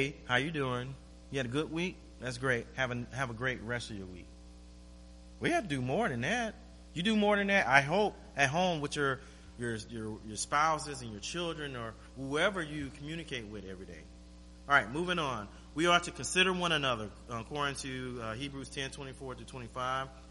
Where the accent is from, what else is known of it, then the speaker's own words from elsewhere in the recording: Florida, United States; moved away as an adult; now in Anchorage, United States; I'm from Florida.